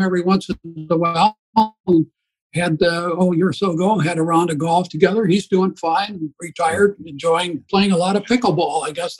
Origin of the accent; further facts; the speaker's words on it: Beloit, Wisconsin, United States; That was my hometown, yes. Grew up, both the boys were born in Beloit.